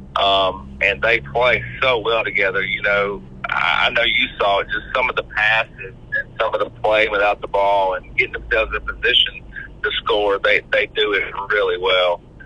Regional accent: Brookhaven, Mississippi, United States; I grew up in Brookhaven, Mississippi

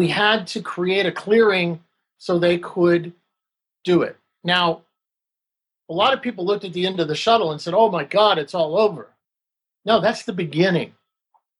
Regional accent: Texas, United States; moved away; I'm a British Texan. I'm an English kid from Texas

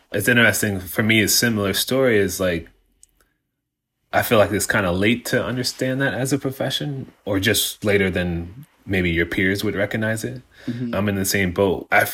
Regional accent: Mount Vernon, New York, United States; I'm 41 years old and I'm from Mount Vernon, New York.

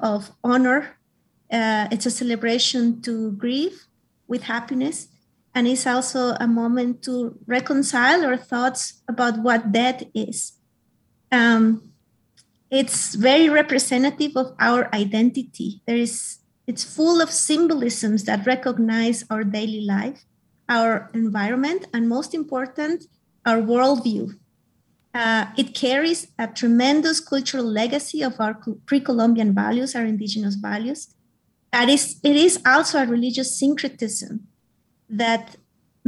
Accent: Mexico; now in United States; I am Mexican. I am a U.S. citizen as well, and I have been in the United States for 25 years

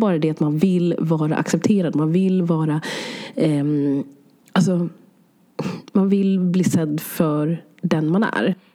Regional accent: Sweden; så flyttade mina föräldrar hit till Sverige och så föddes jag här

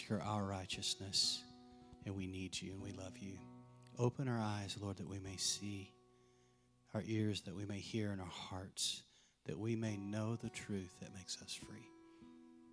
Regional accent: Lubbock, Texas, United States; also born or lived in Post, Texas; I grew up in Lubbock, but my dad had this dream of living in the country, so moved us out in the middle of nowhere up on top of the Cap Rock.

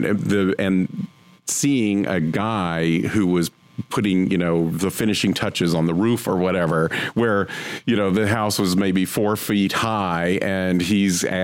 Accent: North Carolina, United States; My family, we grew up in North Carolina

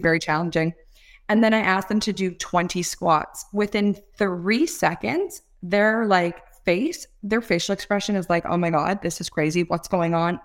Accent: Toronto, Ontario, Canada; I'm from Toronto, Canada.

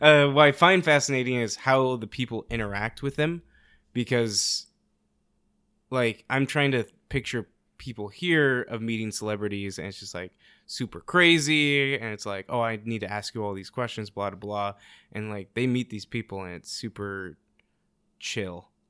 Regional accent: South Korea; moved away

